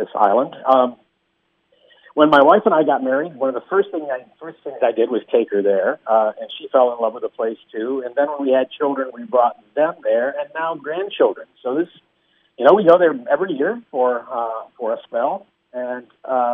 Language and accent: English; Gloversville, New York, United States; when I was growing up in Gloversville, New York